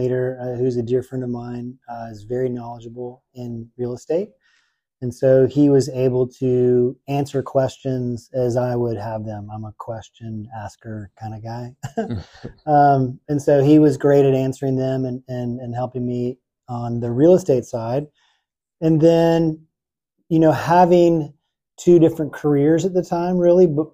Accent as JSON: {"language": "English", "town": "Houston", "region": "Texas", "country": "United States", "also_born_or_lived": "Oxford, Mississippi", "moved": "yes", "lives_now": "Nashville, United States", "said": "I'm from Houston, Texas originally"}